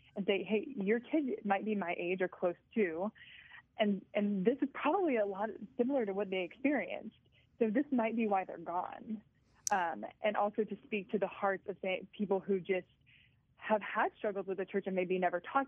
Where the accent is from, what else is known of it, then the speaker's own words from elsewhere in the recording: South Louisiana, United States; I grew up in South Louisiana. Everybody's Catholic down there.